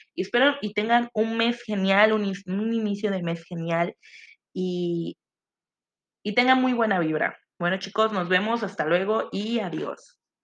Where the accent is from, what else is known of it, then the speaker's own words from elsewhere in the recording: Mexico; nosotros los mexicanos